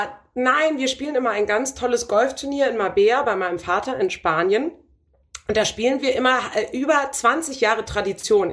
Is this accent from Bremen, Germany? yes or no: yes; Bremen, Germany; Ich bin ja Bremerin